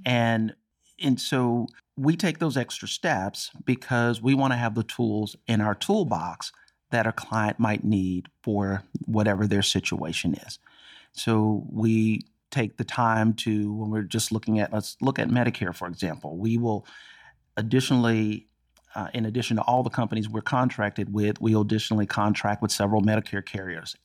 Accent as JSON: {"language": "English", "town": "Dallas", "region": "Texas", "country": "United States", "tie": "born or raised there", "said": "I'm born and raised in Texas and Dallas"}